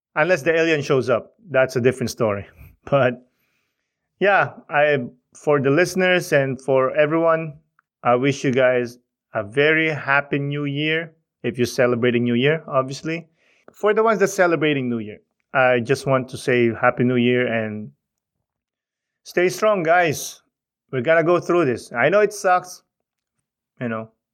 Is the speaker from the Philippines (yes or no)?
yes; Philippines; moved away; Growing up in the Philippines, you know, seeing your cousins, seeing your aunts and uncles